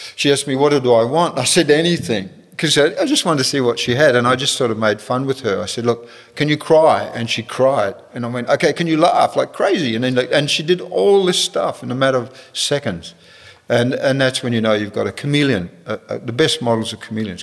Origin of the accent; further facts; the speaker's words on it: Perth, Western Australia, Australia; moved away as an adult; I'm from Perth